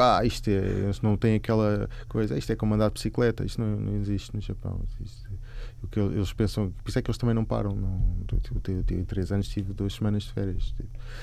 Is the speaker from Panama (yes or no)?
no; Lisbon, Portugal; moved away as an adult; now in Japan; Cresci em Lisboa, mesmo aqui ao lado, aqui, aqui na zona oriental